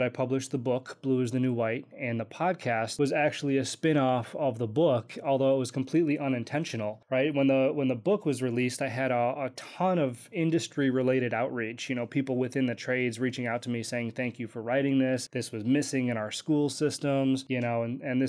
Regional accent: Kenosha, Wisconsin, United States; moved away as an adult; also born or lived in Hollywood; I grew up in Kenosha, Wisconsin.

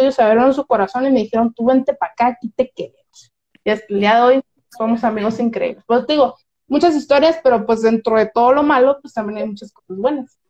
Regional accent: Mazatlán, Sinaloa, Mexico; accent: Sinaloan; also born or lived in Colombia; pues aquí en Sinaloa, tenemos un acento muy grande. O sea, yo imagínate, yo, una persona que jamás se había salido de mi rancho Mazatlán

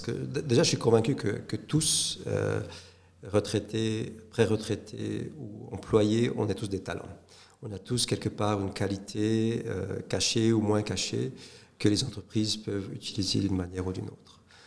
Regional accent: Saint-Aubin, Neuchâtel, Switzerland; also born or lived in St. Gallen / Hong Kong; je suis euh, neuchâtelois, euh, donc né à Neuchâtel, auprès de Neuchâtel, à Saint-Aubin, en 1968

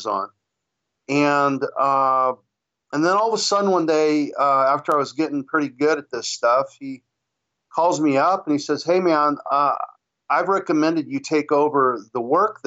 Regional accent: Hawthorne, California, United States; now in Torrance, United States; you said I'm from Hawthorne, California. That's where I started. About 50 years ago, but I now am down the road a little bit in Torrance, California. I've been in the South Bay most of my life

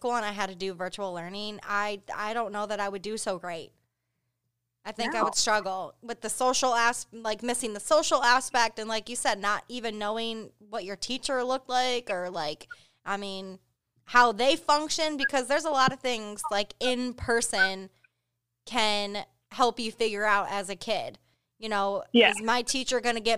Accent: Michigan, United States; I grew up in Michigan

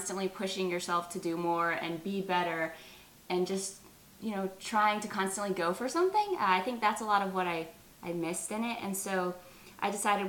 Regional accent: Columbia, South Carolina, United States; now in Charlotte, United States; I'm from Columbia, South Carolina, but I currently live in Charlotte, North Carolina

